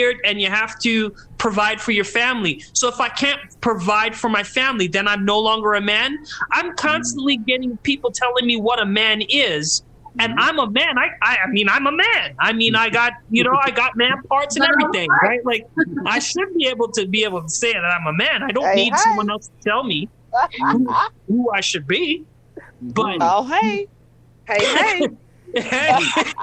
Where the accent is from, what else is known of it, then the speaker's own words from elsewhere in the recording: Calgary, Alberta, Canada; My parents are Trinidad, but we're Canadian. We grew up in Calgary, the whitest city in Canada.